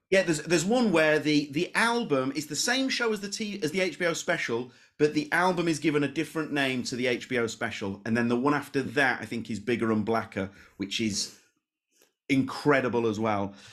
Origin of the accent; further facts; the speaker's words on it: Leeds, Yorkshire and the Humber, United Kingdom; I'm from Leeds